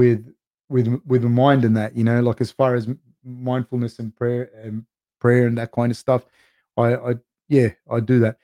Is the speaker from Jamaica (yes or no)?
no; Australia; also born or lived in Argentina / Uruguay (ancestry); I was actually born in Argentina, but my family's Uruguayan. I identify as being Uruguayan, like Uruguayan Australian, because I was born in Argentina